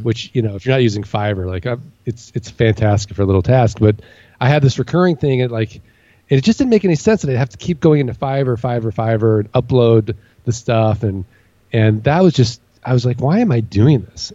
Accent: St. Louis, Missouri, United States; moved away as an adult; now in Phoenix, United States; I grew up in St. Louis.

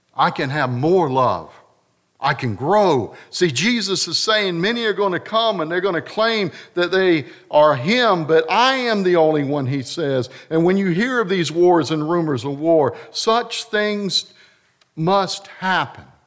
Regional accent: North Carolina, United States; I'm from North Carolina

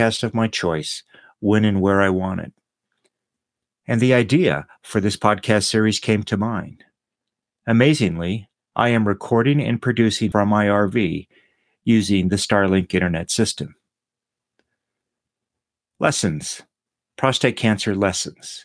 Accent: Austin, Texas, United States; also born or lived in Dorking, England; my hometown of Austin, Texas

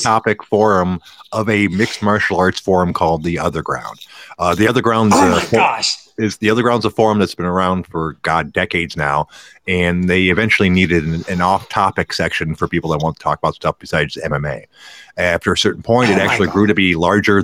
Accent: Michigan, United States; I am from Michigan myself

